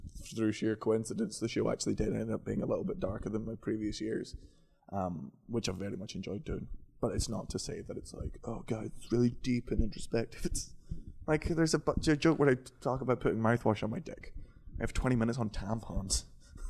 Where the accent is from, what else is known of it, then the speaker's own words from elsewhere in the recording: Scotland, United Kingdom; I'm from Scotland and we swear so much in Scotland